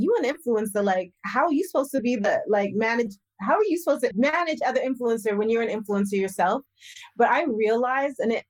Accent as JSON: {"language": "English", "region": "Western Canada", "country": "Canada", "tie": "born or raised there", "said": "I'm Canadian. So I'm like, listen, like I grew up in Western Canada"}